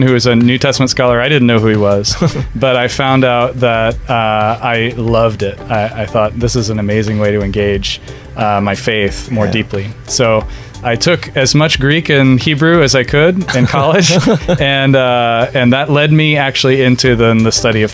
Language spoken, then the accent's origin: English; Philippines; moved away as an adult; also born or lived in United States; I grew up in the Filipino church. Mm-hmm. I only moved to the U.S. for my college studies and then was there for about 10 years